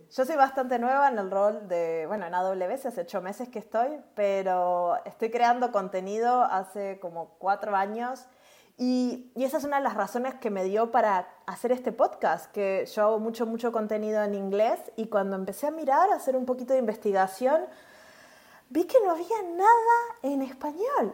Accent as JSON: {"language": "Spanish", "country": "Uruguay", "said": "yo hablo un poquito raro porque soy de Uruguay"}